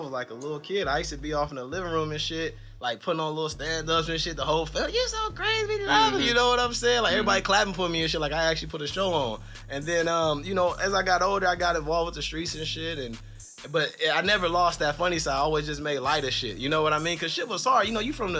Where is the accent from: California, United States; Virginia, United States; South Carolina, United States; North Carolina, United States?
California, United States; Los Angeles; I'm from South Central